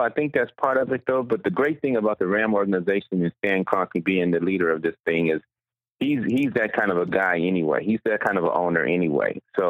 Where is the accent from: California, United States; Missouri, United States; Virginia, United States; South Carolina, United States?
California, United States; Inglewood; Yeah, I'm from Inglewood.